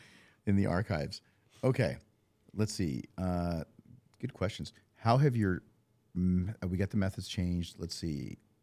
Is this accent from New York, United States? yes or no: no; California, United States; I mean, I came from NorCal, and it's okay up there, but it seems like there's many more in Southern California.